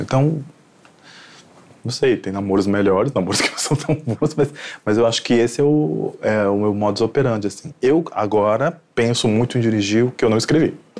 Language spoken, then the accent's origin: Portuguese; Recife, Pernambuco, Brazil; sou de Recife